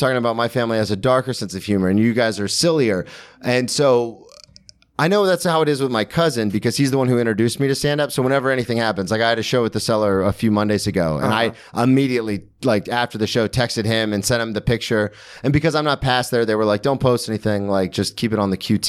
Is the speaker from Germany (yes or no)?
yes; Germany; You're Jewish? Oh my God, I'm from Germany.